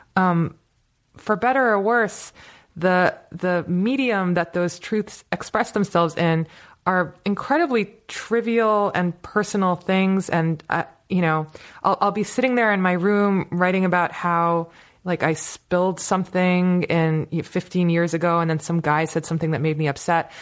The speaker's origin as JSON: {"language": "English", "country": "United States", "tie": "born or raised there", "also_born_or_lived": "Turkey (ancestry)", "said": "my parents were, were, you know, immigrated to America as, as scientists"}